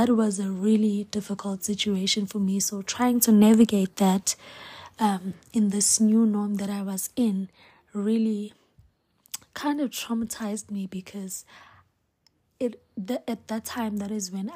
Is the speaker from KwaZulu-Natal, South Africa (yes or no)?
yes; Hammarsdale, KwaZulu-Natal, South Africa; I'm from Hemsdel, Esankonje. That is where I was born and raised